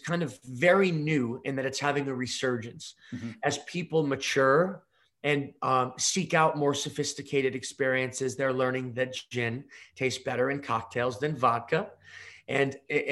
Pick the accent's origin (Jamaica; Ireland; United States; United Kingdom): United States; I'm an American spirits entrepreneur